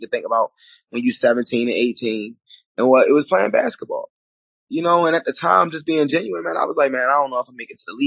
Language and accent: English; Baltimore, Maryland, United States; I grew up in Baltimore, Maryland.